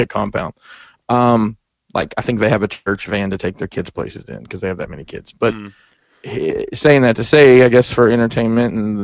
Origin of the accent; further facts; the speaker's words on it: Alabama, United States; now in Maryland, United States; I've lived here, back home. In Alabama? Alabama